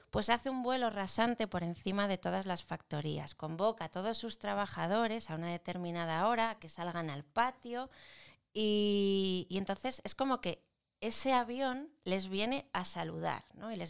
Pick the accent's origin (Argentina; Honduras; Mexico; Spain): Spain; porque somos españoles, somos españoles.